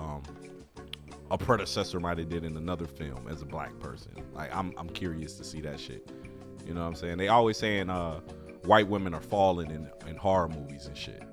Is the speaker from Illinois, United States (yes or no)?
yes; Chicago, Illinois, United States; I'm from the Chicagoland area. I'm from Chicago